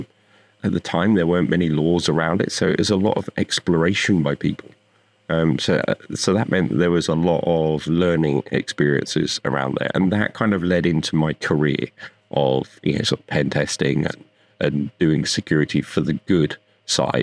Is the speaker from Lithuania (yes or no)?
no; United Kingdom; moved away as an adult; now in Las Vegas, United States; I'm from the UK, I grew up there. I've lived there for most of my life